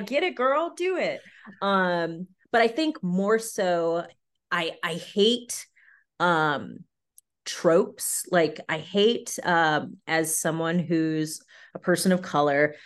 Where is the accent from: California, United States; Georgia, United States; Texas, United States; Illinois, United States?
California, United States; San Diego; moved away as an adult; also born or lived in upstate New York; I'm originally from San Diego, California